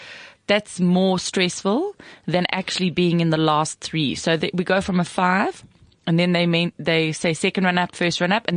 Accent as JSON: {"language": "English", "town": "Pretoria", "region": "Gauteng", "country": "South Africa", "said": "I came from Pretoria East."}